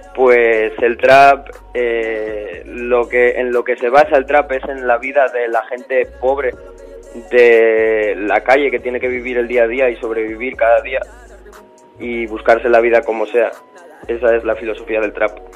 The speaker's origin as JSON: {"language": "Spanish", "town": "Gijón", "region": "Asturias", "country": "Spain", "moved": "yes", "lives_now": "Madrid, Spain", "said": "Soy de Asturias"}